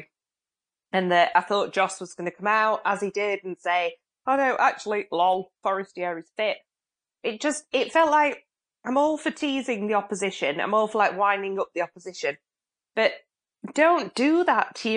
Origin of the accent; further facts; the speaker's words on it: Sheffield, Yorkshire and the Humber, United Kingdom; We're all from Sheffield